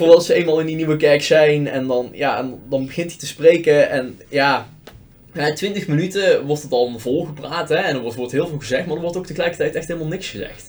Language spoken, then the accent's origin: Dutch; Netherlands; We hebben in Nederland heel weinig wat ons bindt als volk